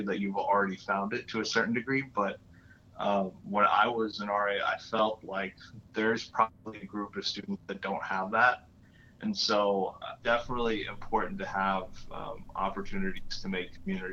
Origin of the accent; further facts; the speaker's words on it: Florida, United States; moved away; also born or lived in New York; I grew up in Florida